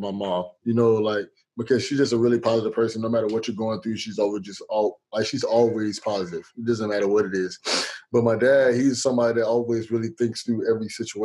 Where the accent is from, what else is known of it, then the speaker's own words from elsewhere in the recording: Fort Lauderdale, Florida, United States; moved away as an adult; also born or lived in Ohio; I grew up in Fort Lauderdale, Florida